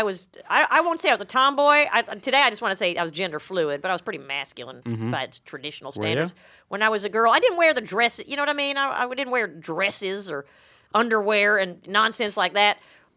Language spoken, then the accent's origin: English; the South, United States; Well, I grew up all over the South